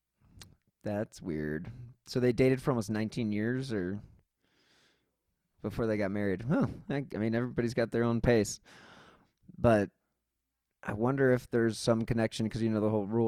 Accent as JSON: {"language": "English", "town": "Cleveland", "region": "Ohio", "country": "United States", "said": "I'm from Cleveland"}